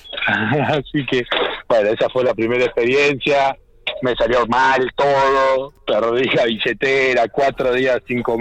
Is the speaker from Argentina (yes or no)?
yes; Buenos Aires, Argentina; Soy nacido y criado en, Capital Federal.